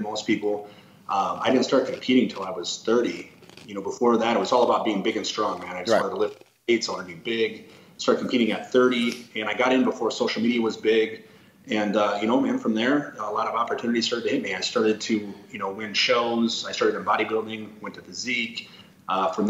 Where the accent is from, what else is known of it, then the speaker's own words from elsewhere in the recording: South Dakota, United States; I'm from South Dakota